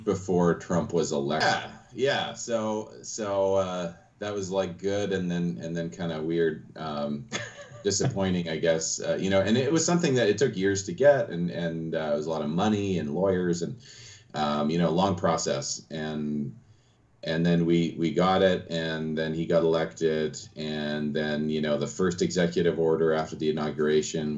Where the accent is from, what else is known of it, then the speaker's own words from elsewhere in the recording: West Coast, Canada; moved away as an adult; also born or lived in Toronto, Canada / Texas, United States; now in Louisville, United States; I'm from the West Coast, but I did live near Toronto for 7 years while I was in grad school.